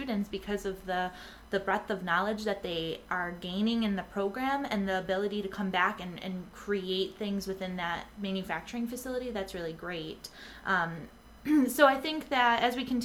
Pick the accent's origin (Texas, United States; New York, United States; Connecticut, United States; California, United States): New York, United States; Rochester; moved away; I grew up in Rochester, so no one hate me out there, but I grew up with Kodak and Xerox